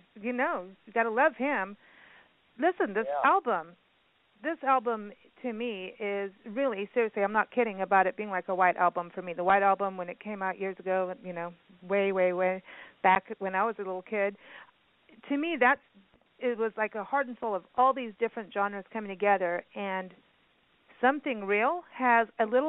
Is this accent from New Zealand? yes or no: no; South Africa; also born or lived in Kenya; when I grew up in South Africa and in Kenya, I heard all the music through her